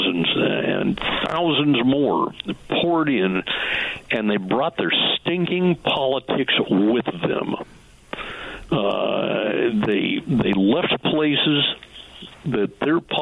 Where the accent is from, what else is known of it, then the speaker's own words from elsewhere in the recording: Washington, United States; When I grew up in Washington State